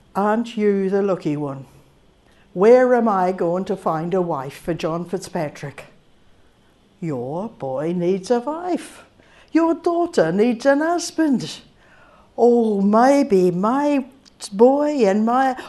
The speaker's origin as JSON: {"language": "English", "town": "Rangiora", "region": "Canterbury", "country": "New Zealand", "tie": "born or raised there", "said": "growing up in New Zealand with an Irish name"}